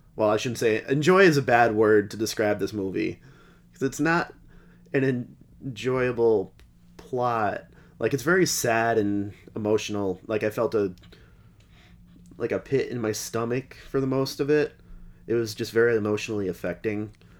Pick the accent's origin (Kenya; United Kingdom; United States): United States; Massachusetts; we're all from Mass